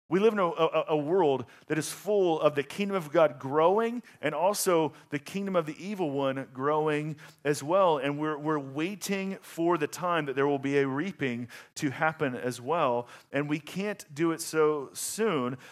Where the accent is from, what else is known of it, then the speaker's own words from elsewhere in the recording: the South, United States; moved away; I'm from the South